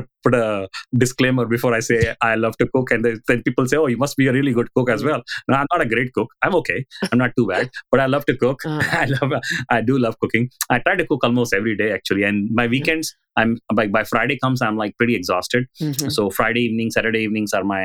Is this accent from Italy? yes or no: no; India; now in San Francisco Bay Area, United States; I was growing up in India